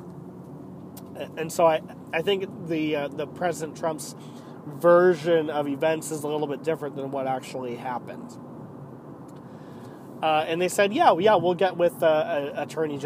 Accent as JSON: {"language": "English", "country": "United States", "said": "we as the American people"}